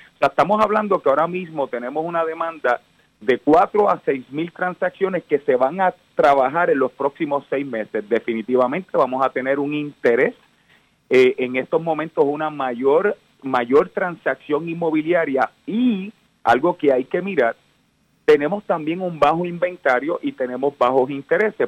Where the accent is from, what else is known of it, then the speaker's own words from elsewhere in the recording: Cayey, Puerto Rico; yo vengo del pueblo de Calley, eh, eh, vengo de una familia humilde